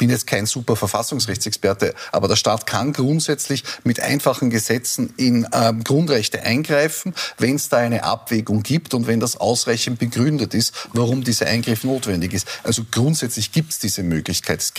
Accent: Salzburg, Austria; born there; ich bin eine gebürtige Salzburgerin.

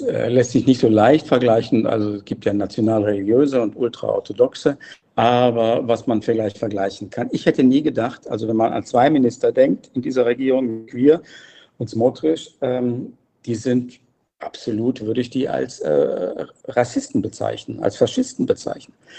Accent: Germany; moved away as an adult; now in Jerusalem, Israel; bei uns in Deutschland

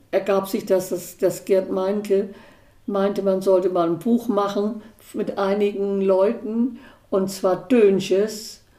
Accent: Denmark; Und die ich war ja aus Dänemark

